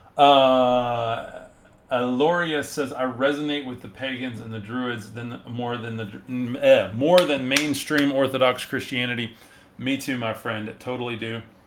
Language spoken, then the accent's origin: English; West Texas, United States; I am from West Texas. Um, so we say y'all and howdy here